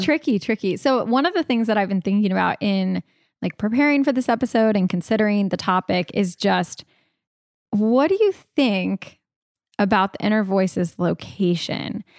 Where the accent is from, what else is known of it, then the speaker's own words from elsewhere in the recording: California, United States; I was born in California